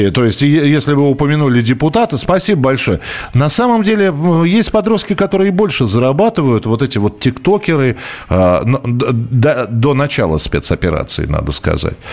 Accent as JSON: {"language": "Russian", "region": "Orenburg Oblast", "country": "Russia", "tie": "born or raised there", "said": "Сам родом из Оренбургской области девочек учили вязать знаменитые оренбургские платки."}